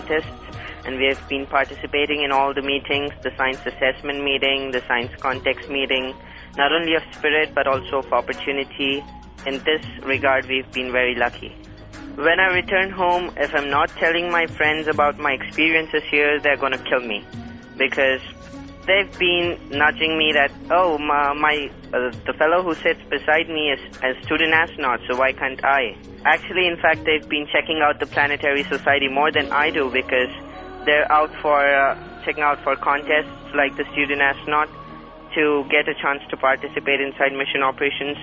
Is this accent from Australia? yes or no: no; India; from India. I'm 14 years old